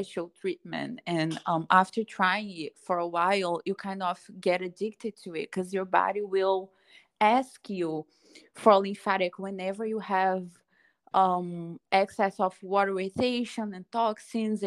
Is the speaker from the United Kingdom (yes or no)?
no; Brazil; moved away as an adult; now in Los Angeles, United States; I am from Brazil